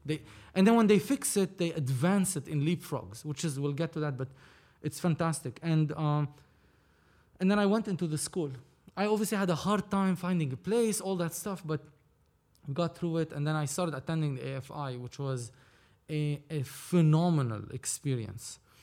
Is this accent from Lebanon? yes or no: yes; Lebanon; moved away as an adult; now in Los Angeles, United States; I was born and raised in Lebanon